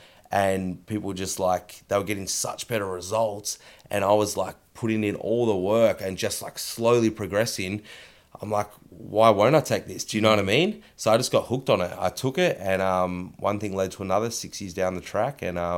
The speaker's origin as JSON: {"language": "English", "town": "Horsham", "region": "Victoria", "country": "Australia", "tie": "born or raised there", "also_born_or_lived": "Noosa", "said": "So yeah, I was born in Horsham, Victoria. So down near Melbourne, and I lived there for 10 years and then I moved up to Noosa, where my parents currently live."}